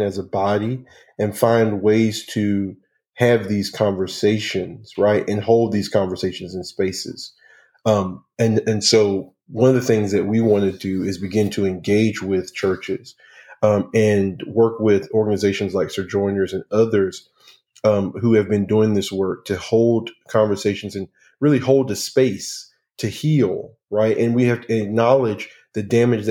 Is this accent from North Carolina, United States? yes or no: yes; North Carolina, United States; growing up in North Carolina